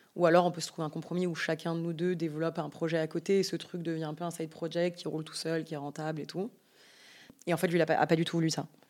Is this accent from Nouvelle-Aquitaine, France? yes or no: no; Yvelines, Île-de-France, France; moved away as an adult; also born or lived in Paris; now in Biarritz, France; J'ai grandi dans les Yvelines, dans une famille de cinq enfants